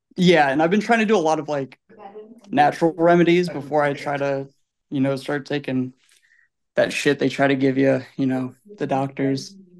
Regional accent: Illinois, United States; I'm from Illinois

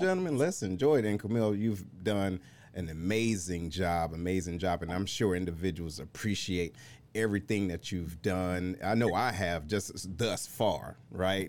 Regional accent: Detroit, Michigan, United States; moved away as an adult; also born or lived in Missouri; I'm originally from Detroit

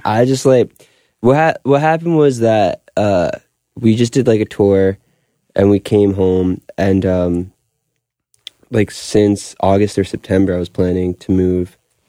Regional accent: Long Beach, New York, United States; And then I grew up in Long Beach

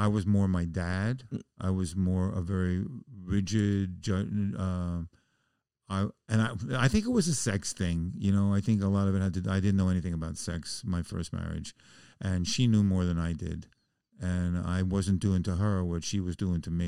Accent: New York City, New York, United States; moved away as an adult; also born or lived in Oregon; I'm a Jew from the Bronx

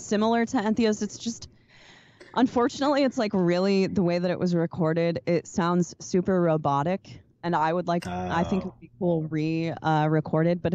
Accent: Des Moines, Iowa, United States; I'm from Des Moines

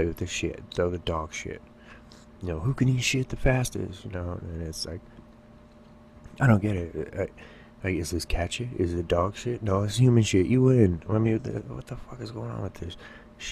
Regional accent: California, United States; I barely survived growing up in the ghetto in California

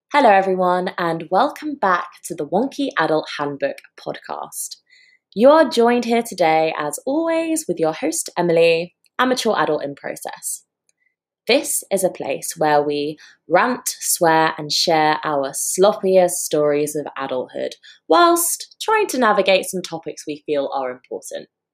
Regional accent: London, United Kingdom; I kind of moved here when I was four years old

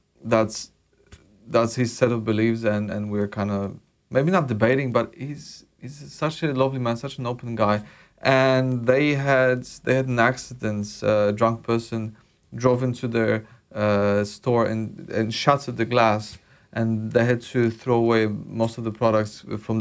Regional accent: Poland; moved away; from my home country, Polish food

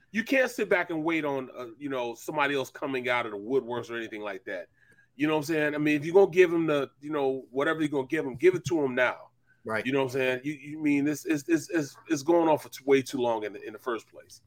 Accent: St. Louis, Missouri, United States; I'm from I'm from St. Louis, Missouri

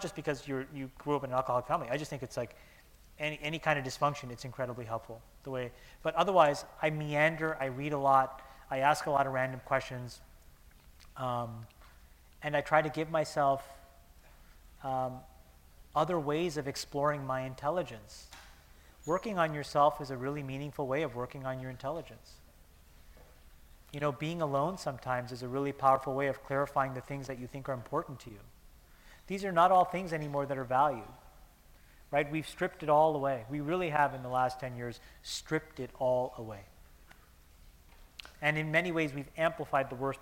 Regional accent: Canada; moved away; I'm Canadian, and it was a great chance to come see my mom in Toronto

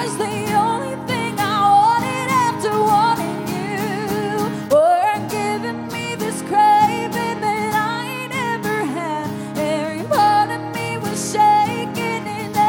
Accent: Marion, North Carolina, United States; also born or lived in Fort Campbell, Kentucky / Florida; I'm from Marion, North Carolina, and also Fort Campbell, Kentucky, and the whole state of Florida. I've moved 15 times. I'm an Army brat

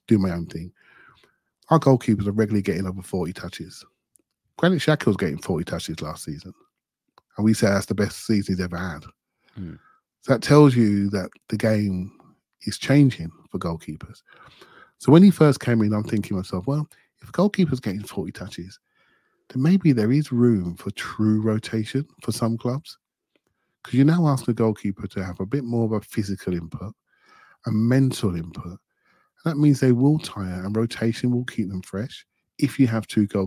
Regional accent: England, United Kingdom; as an English guy

